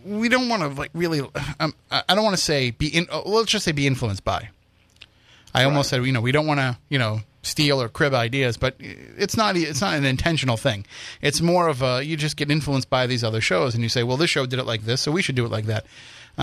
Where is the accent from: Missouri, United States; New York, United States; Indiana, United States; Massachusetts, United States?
Massachusetts, United States; Wareham; my hometown haunts